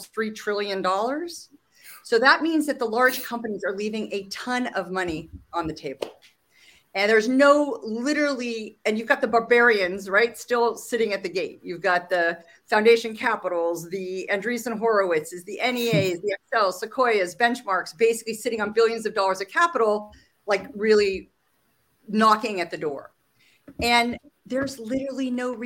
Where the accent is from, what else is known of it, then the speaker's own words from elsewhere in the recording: Silicon Valley, California, United States; I'm a native Californian, which is only interesting because I grew up in Silicon Valley